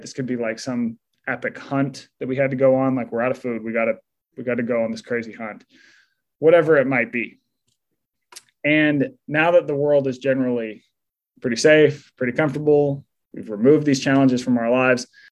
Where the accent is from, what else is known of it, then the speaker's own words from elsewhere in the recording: Utah, United States; moved away; I grew up in Utah